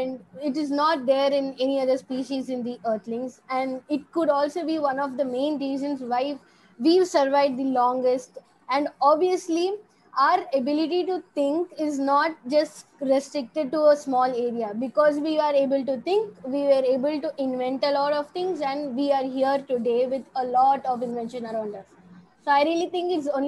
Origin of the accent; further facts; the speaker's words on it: Chennai, Tamil Nadu, India; I'm from Chennai